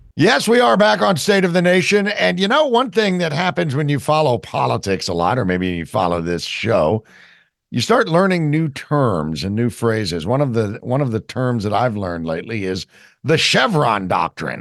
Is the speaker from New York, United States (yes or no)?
no; New Jersey, United States; I'm from New Jersey